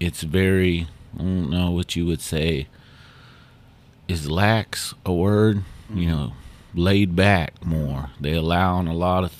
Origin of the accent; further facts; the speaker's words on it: Muscogee Nation, United States; us Muskogees